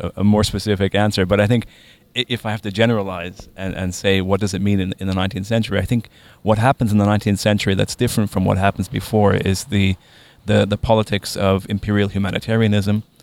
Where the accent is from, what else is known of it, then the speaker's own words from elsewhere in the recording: Lebanon; growing up in Lebanon during a Lebanese civil war